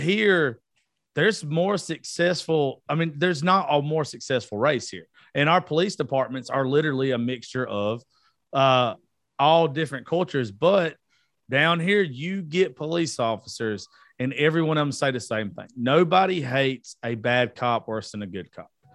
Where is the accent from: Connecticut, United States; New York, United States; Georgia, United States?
Georgia, United States; I grew up in Georgia.